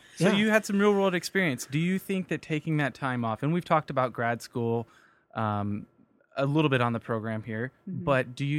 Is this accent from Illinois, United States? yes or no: no; Kansas, United States; I'm from Kansas.